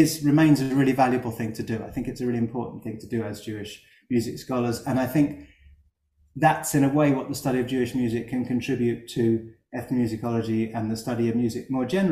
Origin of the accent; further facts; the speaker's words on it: London, United Kingdom; I'm from North London